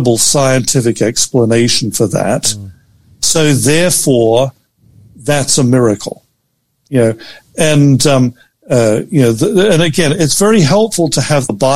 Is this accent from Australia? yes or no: yes; Australia; moved away; I'm Australian